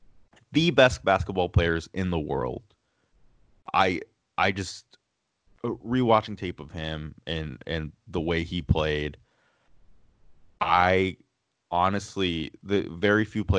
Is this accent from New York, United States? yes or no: no; Los Angeles, California, United States; being from Los Angeles, the Lakers were the go-to team.